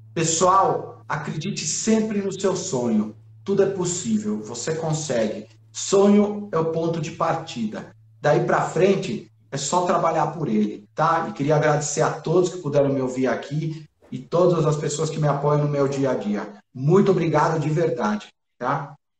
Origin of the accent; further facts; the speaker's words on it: Chile; eu que sou chileno